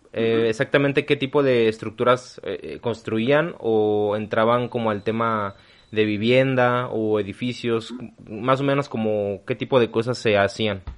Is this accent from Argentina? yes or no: no; Mexico; Yo nunca he salido del país, yo nunca he salido de México